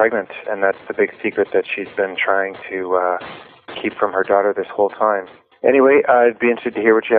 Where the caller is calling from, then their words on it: Salt Spring Island, British Columbia, Canada; I'm calling up from Salt Spring Island in British Columbia.